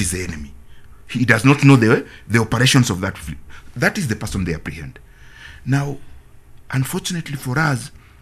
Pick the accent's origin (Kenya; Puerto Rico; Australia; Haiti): Kenya; as Kenyans